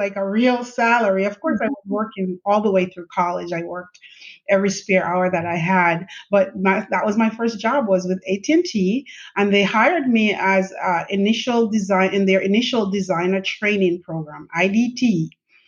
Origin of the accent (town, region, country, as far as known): Jamaica; born or raised there; moved away as an adult; now in United States